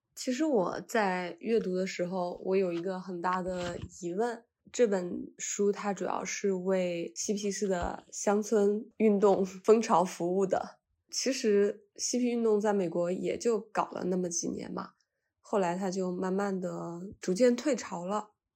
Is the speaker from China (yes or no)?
yes; China; 我是从中国来的